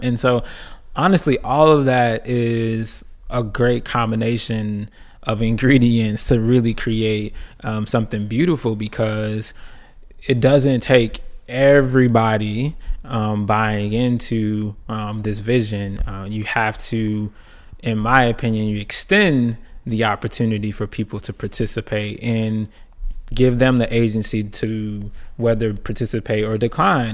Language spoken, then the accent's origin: English; Clarksdale, Mississippi, United States; also born or lived in Chicago, Illinois; from Clarksdale, Mississippi. Um, originally born in Chicago with roots